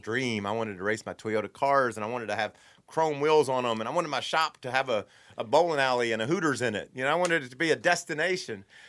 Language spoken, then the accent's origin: English; Kentucky, United States; I'm from Kentucky. I struggle with, uh, some of my dialect